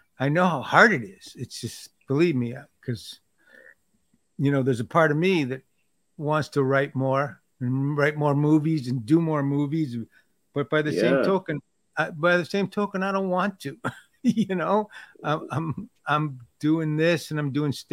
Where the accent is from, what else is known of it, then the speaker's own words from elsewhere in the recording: Michigan, United States; I was from Michigan